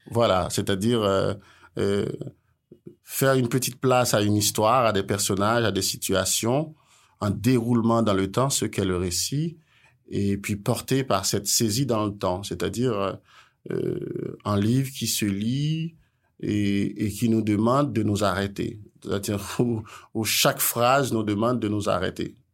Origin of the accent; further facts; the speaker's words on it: Haiti; je suis haïtien